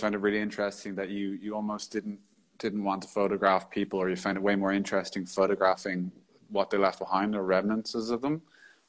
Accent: Ireland; maybe it's because I'm Irish

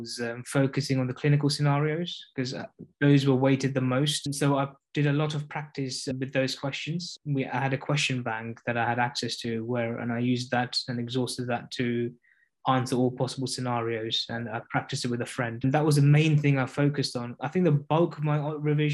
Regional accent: London, United Kingdom; moved away; I am from East London myself

